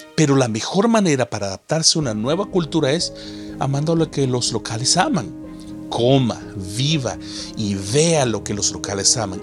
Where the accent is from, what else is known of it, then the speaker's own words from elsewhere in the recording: El Salvador; moved away as an adult; also born or lived in United States; now in Canada; cuando fui a El Salvador, mi tierra natal